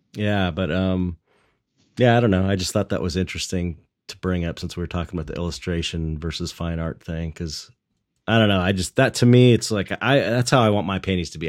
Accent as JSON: {"language": "English", "town": "Los Angeles", "region": "California", "country": "United States", "tie": "born or raised there", "said": "I grew up in San Pedro, which is like blue collar longshoreman town."}